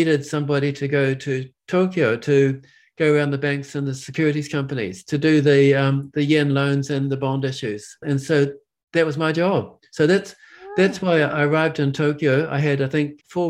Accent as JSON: {"language": "English", "town": "Hamilton", "region": "Waikato", "country": "New Zealand", "tie": "born or raised there", "also_born_or_lived": "Invercargill", "moved": "as an adult", "said": "I grew up in the Waikato in Hamilton"}